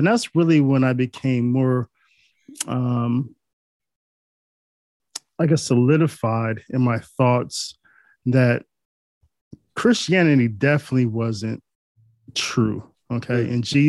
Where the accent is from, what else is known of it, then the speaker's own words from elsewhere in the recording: Northeast Ohio, United States; I'm from Northeast Ohio.